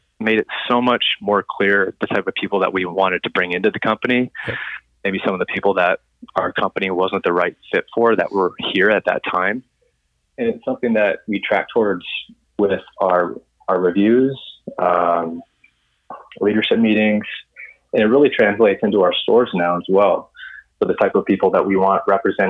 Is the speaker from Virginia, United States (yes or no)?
no; South Dakota, United States; now in New York, United States; I'm from South Dakota and my wife's from Arizona